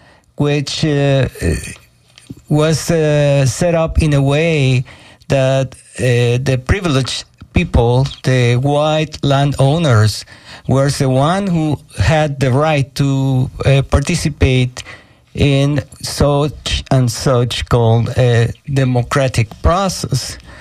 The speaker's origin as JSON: {"language": "English", "country": "Venezuela", "lives_now": "Tampa, United States", "said": "I am currently coming from Venezuela, and I am happy to be here in 88.5 FM in Tampa"}